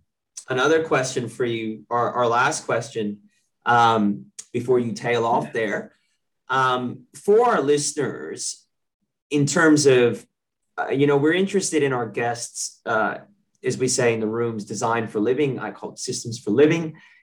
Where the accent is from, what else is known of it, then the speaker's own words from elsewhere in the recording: New South Wales, Australia; We can do something live because you will be in my home state. And I live in a beautiful part of New South Wales where we have lots of trail running